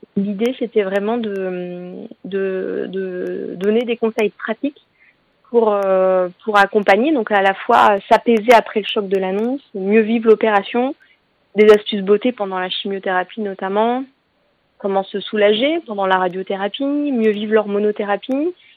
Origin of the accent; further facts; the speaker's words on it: Normandy, France; moved away; also born or lived in Paris region; On a quitté la région parisienne, on s'est installé en Normandie, ma région natale